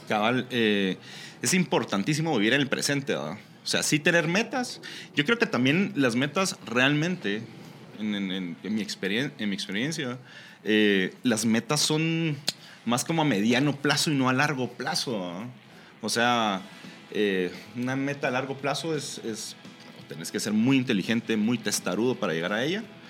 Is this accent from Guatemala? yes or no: yes; Guatemala; moved away as an adult; nosotros como chapines nos hace falta sentir eh, la chapinidad